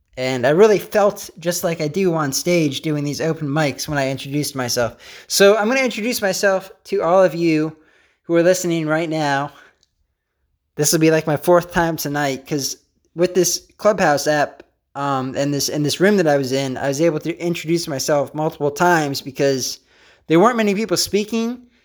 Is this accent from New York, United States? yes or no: no; Pennsylvania, United States; I'm from Pennsylvania.